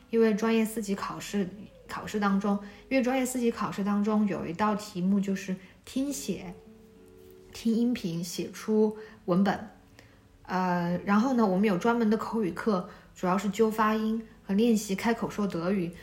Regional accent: China; 我是在县城长大的，我们那个县城可能比较落后吧

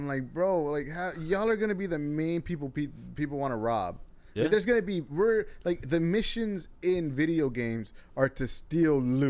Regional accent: Texas, United States; I'm from Texas.

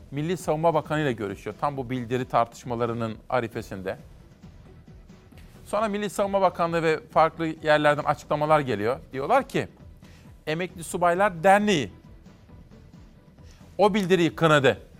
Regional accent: Simav, Kütahya, Turkey; Doğup büyüdüm Simav'da.

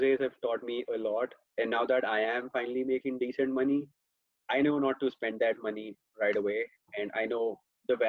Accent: India; moved away as an adult; now in United States; I am from India, if you couldn't tell by my accent by now.

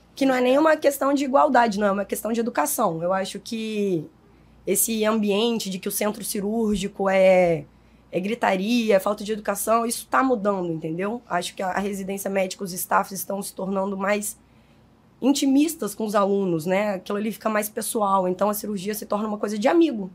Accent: Minas Gerais, Brazil; also born or lived in Belo Horizonte; now in Rio de Janeiro, Brazil; como um bom mineiro que sou

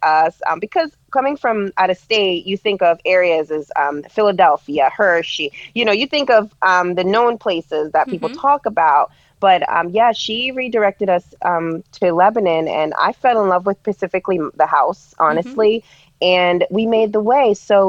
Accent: Jamaica; also born or lived in New York / Florida / New Jersey; now in Pennsylvania, United States; Yes, I moved to from Jamaica in 2001. I lived in New York for a while, and I've lived in Florida, and then moved back to New York, and then to New Jersey. In 2009 is where I made my way to Pennsylvania.

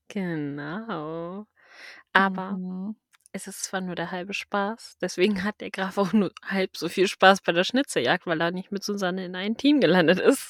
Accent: Schleswig-Holstein, Germany; also born or lived in Lower Saxony; ich bin ja gar nicht in Schleswig-Holstein geboren

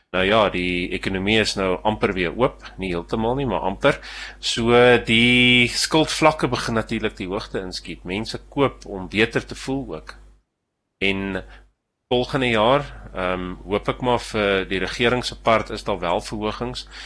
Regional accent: South Africa; ek ek is 'n Suid-Afrikaner

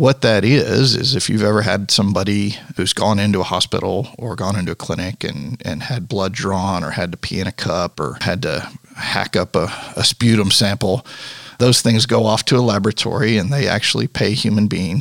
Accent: Universal City, Texas, United States; now in Jackson, Tennessee, United States; I grew up in a little town called Universal City, which is a suburb of San Antonio.

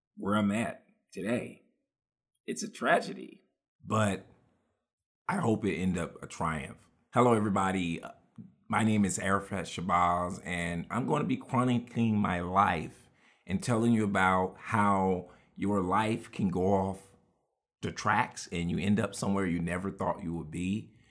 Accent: Houston, Texas, United States; we grew up with all of those lessons in Houston, Texas

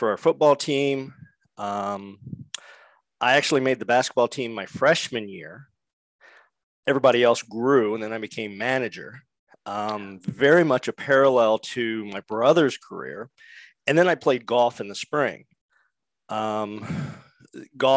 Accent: Richmond, Indiana, United States; now in Iowa, United States; I was born and raised in Richmond, Indiana

